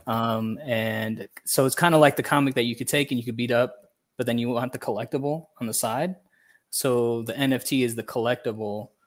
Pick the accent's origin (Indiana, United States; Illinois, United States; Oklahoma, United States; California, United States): Indiana, United States; Hammond; moved away as an adult; now in Guatemala; I was born and raised in Northwest Indiana